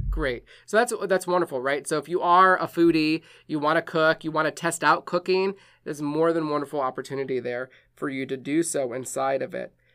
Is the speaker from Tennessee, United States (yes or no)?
no; Wisconsin, United States; moved away; I'm from Wisconsin